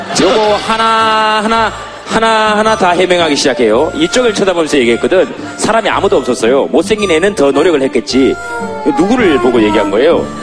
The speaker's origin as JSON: {"language": "Korean", "town": "Yeongcheon", "region": "North Gyeongsang", "country": "South Korea", "tie": "born or raised there", "said": "제가 고향이 경북 영천인데"}